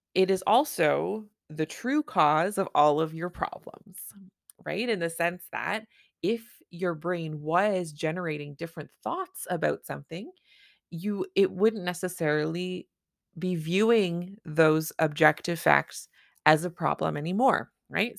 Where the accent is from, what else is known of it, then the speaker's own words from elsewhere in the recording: Canada; I'm a Canadian family physician